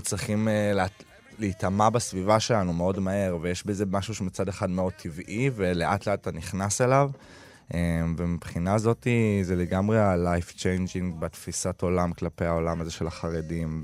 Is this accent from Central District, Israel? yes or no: no; Tel Aviv, Tel Aviv District, Israel; אני תל אביבי ואני חילוני